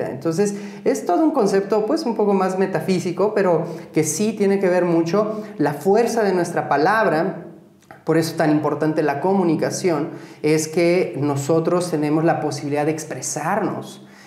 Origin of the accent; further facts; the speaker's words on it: Pátzcuaro, Michoacán, Mexico; Soy de Pátzcuaro, sí.